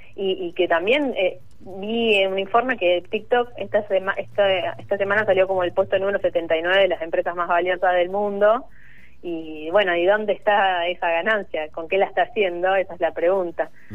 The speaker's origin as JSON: {"language": "Spanish", "town": "Carmen de Patagones", "country": "Argentina", "also_born_or_lived": "Río Negro", "moved": "yes", "lives_now": "Buenos Aires, Argentina", "said": "yo soy de, de, de Patagones, de Río Neva, de Río Negro, y allá no llegaba nada"}